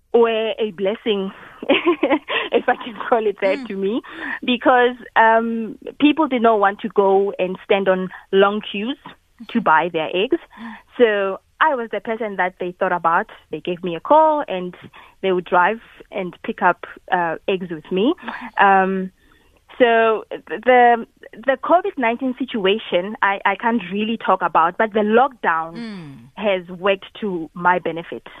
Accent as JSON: {"language": "English", "area": "KwaNdebele", "region": "Mpumalanga", "country": "South Africa", "tie": "born or raised there", "said": "originally, I'm from Mpumalanga"}